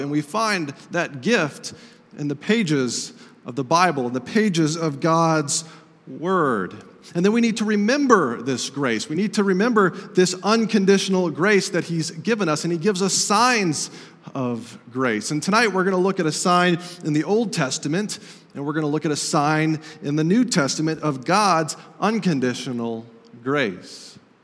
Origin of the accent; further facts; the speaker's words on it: Estes Park, Colorado, United States; moved away; I visited my hometown of Estes Park, Colorado